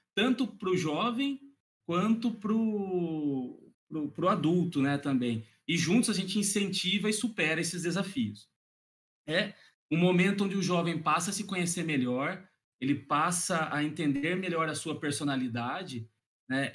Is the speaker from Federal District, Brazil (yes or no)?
no; Piracicaba, São Paulo, Brazil; sou do interior de São Paulo, da cidade de Piracicaba